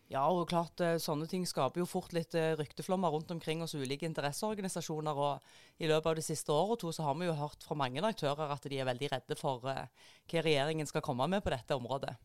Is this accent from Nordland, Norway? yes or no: no; Jæren, Rogaland, Norway; moved away; jeg er jo veldig parlamentarisk korrekt eh, som jærbu